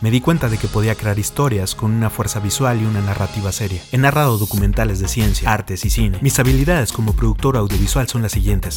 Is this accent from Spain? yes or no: no; Mexico City, Mexico; soy de la Ciudad de México